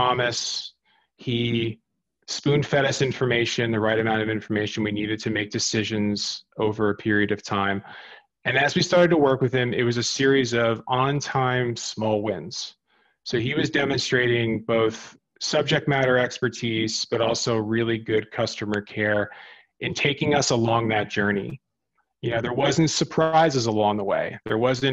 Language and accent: English; New Jersey, United States; moved away as an adult; also born or lived in New York / Sydney, Australia; I grew up in New Jersey, not too far from the quote unquote Jersey Shore